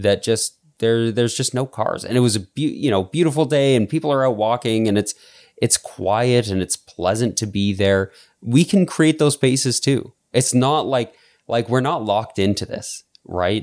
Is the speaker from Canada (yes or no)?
yes; Calgary, Alberta, Canada; I remember, like, growing up in Calgary